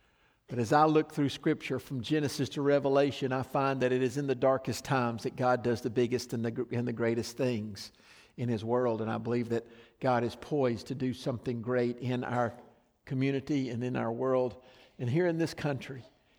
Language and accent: English; the South, United States; I grew up in mostly in the South where my friends either believed the Bible as the truth as I did